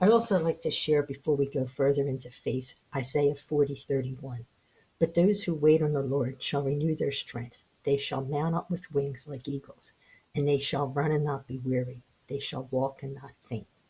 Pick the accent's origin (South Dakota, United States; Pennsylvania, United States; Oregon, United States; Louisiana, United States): Pennsylvania, United States; Philadelphia; moved away as an adult; now in Florida, United States; we grew up in South Philly